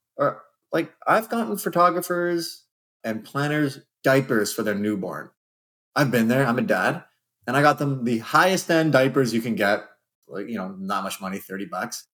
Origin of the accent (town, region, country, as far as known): Canada